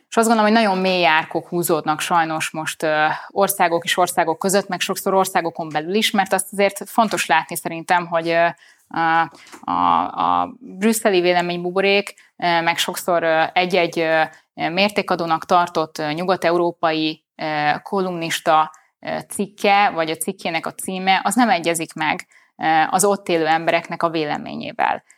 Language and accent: Hungarian; Budapest, Hungary; Én itt születtem, itt nőttem föl, itt élek a mai napig, eh, A szívem közepe a főváros